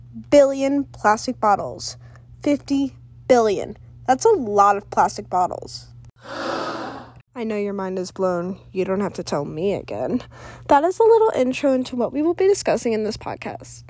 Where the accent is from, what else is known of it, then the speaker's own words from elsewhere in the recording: Cleveland, Ohio, United States; also born or lived in Elon University, North Carolina; I am from Cleveland, Ohio.